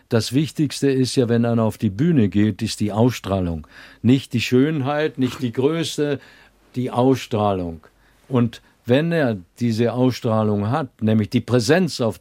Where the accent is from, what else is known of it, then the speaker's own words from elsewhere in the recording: Vienna, Austria; born there; meine Mutter ist Wienerin gewesen und ich bin in Wien geboren, also musste ich einen österreichischen Pass kriegen.